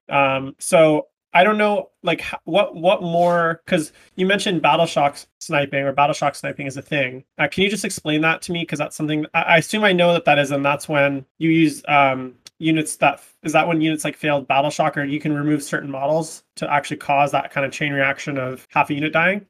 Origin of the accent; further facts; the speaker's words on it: Vancouver, British Columbia, Canada; I am from Vancouver, British Columbia in Canada, so I'm a good Canadian kid